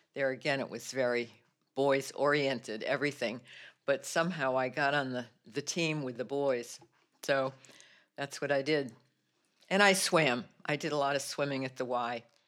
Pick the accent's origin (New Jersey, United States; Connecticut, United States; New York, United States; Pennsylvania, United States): Connecticut, United States; New Britain; moved away as an adult; now in Lowell, United States; I grew up actually in New Britain, Connecticut